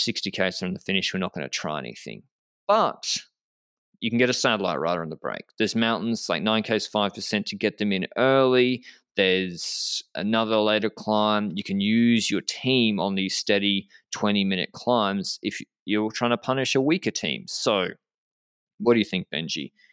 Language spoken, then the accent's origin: English; Australia; as an Australian